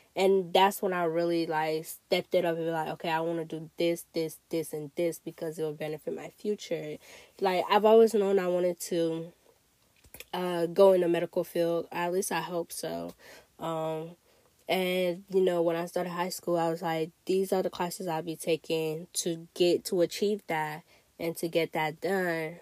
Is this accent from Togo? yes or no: yes; Togo; also born or lived in Ghana; now in United States; I grew up in Togo, but I spent, you know, I spent my life going back and forth to Ghana